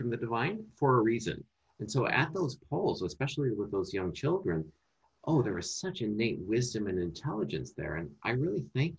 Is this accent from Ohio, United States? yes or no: no; Minnesota, United States; moved away; natural accent comes out because that's where I'm from. That's where I grew up as a child